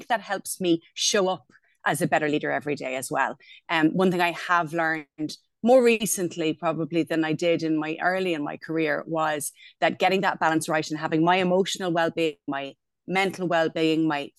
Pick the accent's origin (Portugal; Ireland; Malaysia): Ireland; Wexford, Leinster; moved away as an adult; also born or lived in Berlin; I'm from Wexford, where I still live, or actually live again, more to the point, with my husband. At some point in our lives, we both moved away. I lived in Berlin for about 6 years.